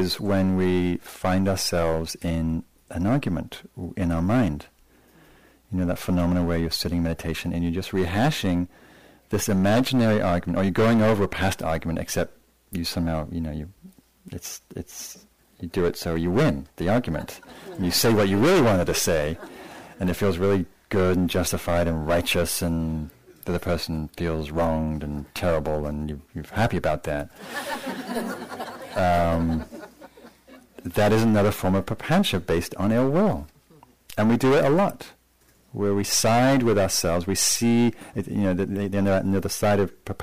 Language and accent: English; England, United Kingdom; So I come from a nation, I come from England